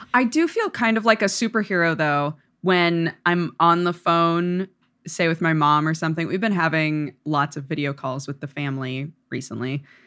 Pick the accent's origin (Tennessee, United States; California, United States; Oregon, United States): Oregon, United States; I grew up in Oregon